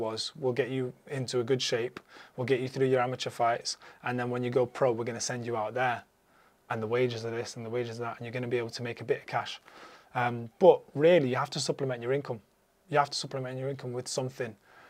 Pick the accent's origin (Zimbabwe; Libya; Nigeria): Libya; born there; I had a unique opportunity because I'm of Arab descent. I was born in Libya. My dad's from Libya.